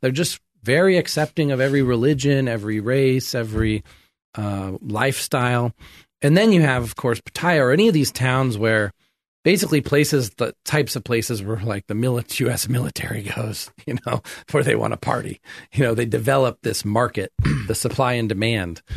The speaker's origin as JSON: {"language": "English", "town": "Sacramento", "region": "California", "country": "United States", "tie": "born or raised there", "moved": "as an adult", "lives_now": "Thailand", "said": "I grew up in America here in Sacramento and Folsom"}